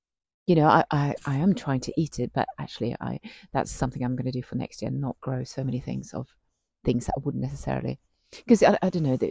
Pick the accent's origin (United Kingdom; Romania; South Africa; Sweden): Sweden; born or raised there; moved away